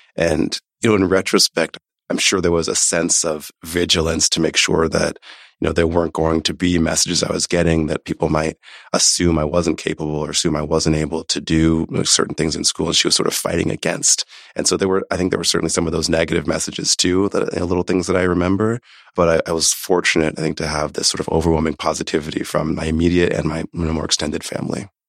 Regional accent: Omaha, Nebraska, United States; moved away; also born or lived in New York City / Haiti (family origin); I was born in New York City, grew up in Omaha, Nebraska.

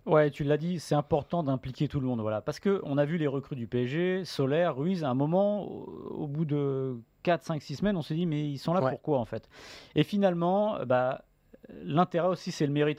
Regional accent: France; en tant que Français

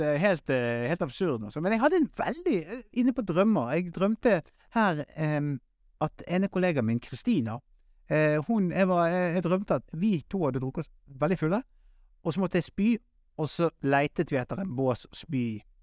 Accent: Western Norway, Norway; now in Oslo, Norway; som vestlending

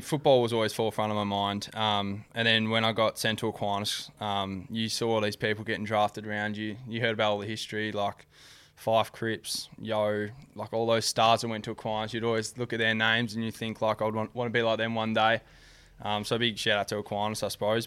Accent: Perth, Western Australia, Australia; moved away as an adult; also born or lived in Gold Coast, Queensland; I was born and raised in Ardalal

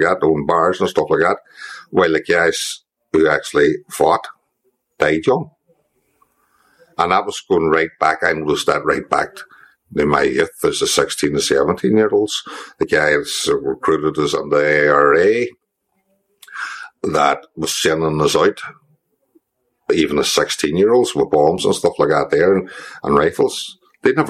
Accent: Derry, Northern Ireland, United Kingdom; born or raised there; also born or lived in England

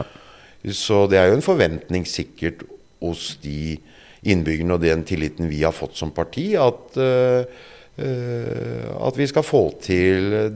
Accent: Drammen, Buskerud, Norway; jeg vokste opp øh Eh, på Galterud.

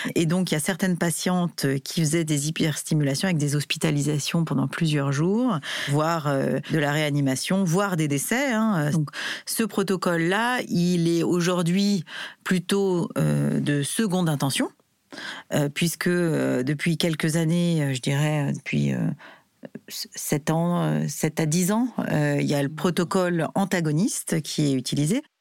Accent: France; en tant que Français

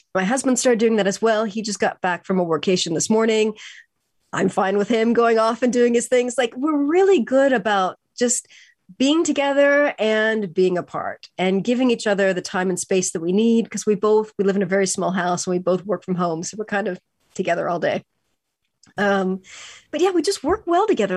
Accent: California, United States; I grew up in California

